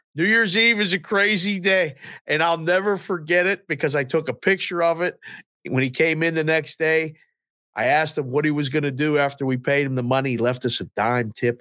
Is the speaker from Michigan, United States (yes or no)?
no; Pittsburgh, Pennsylvania, United States; I grew up in Pittsburgh